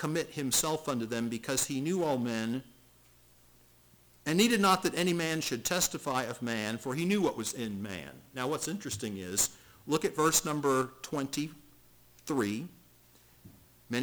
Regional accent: United States; I was born in America

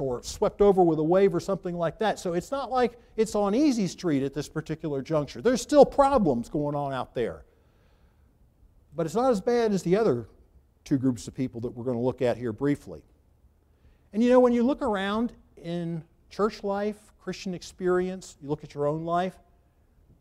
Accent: Charleston, South Carolina, United States; I grew up in Charleston

